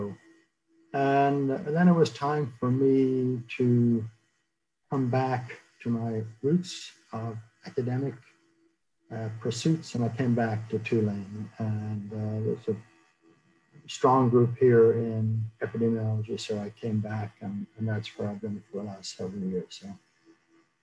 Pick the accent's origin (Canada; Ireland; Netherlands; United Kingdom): Ireland; moved away as an adult; now in United States; I grew up in Ireland, went to medical school there